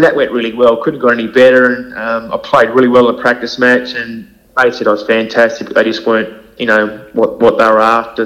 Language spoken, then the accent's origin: English; Hobart, Tasmania, Australia; born and bred East, Eastern Shore boy